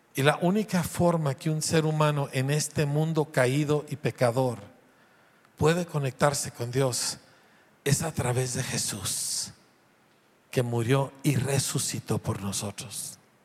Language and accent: Spanish; Mexico; como mexicano